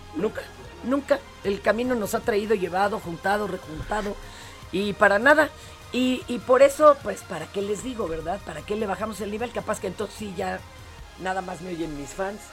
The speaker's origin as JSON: {"language": "Spanish", "region": "Mexico City", "country": "Mexico", "said": "nosotros los chilangos"}